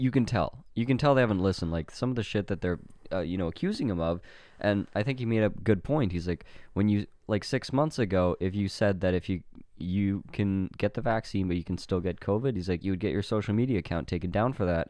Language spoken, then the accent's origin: English; Canada; my hometown